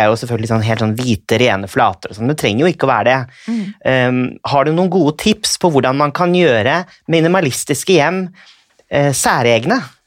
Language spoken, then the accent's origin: Norwegian; Norway